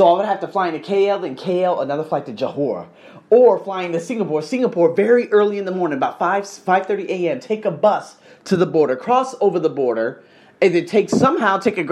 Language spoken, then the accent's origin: English; Las Vegas, Nevada, United States; now in Thailand; born and raised in the Vegas craze